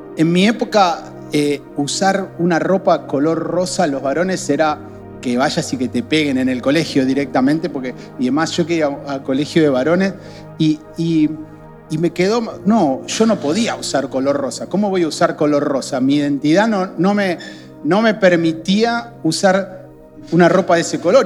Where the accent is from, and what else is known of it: Argentina